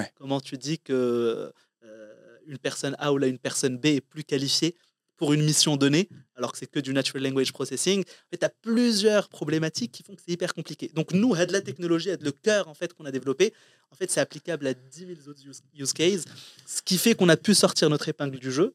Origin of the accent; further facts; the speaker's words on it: Morocco; moved away as an adult; also born or lived in Compiègne, France; je suis né, j'ai grandi au Maroc